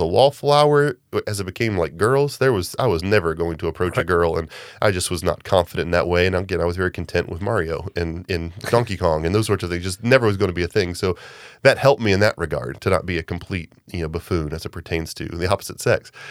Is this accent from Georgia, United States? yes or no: yes; Augusta, Georgia, United States; growing up in Augusta